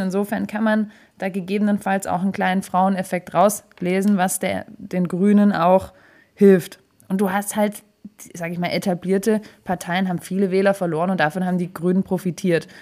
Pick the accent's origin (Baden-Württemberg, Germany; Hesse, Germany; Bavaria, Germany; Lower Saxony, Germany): Baden-Württemberg, Germany; Stuttgart; wir Stuttgarter